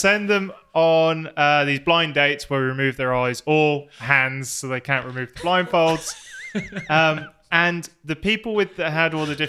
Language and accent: English; Plymouth, South West England, United Kingdom; accent: Plymouth; I'm meant to have my local accent. My local accent is from Plymouth.